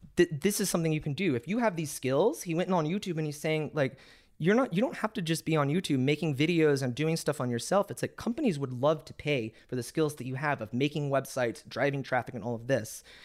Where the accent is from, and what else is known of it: Texas, United States